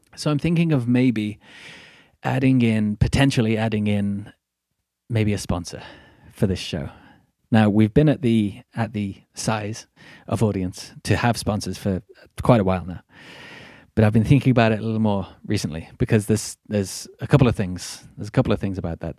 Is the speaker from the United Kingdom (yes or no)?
yes; Midlands, United Kingdom; accent: Midlandsy; I come from Middle England, the Midlands, and I am very much working class.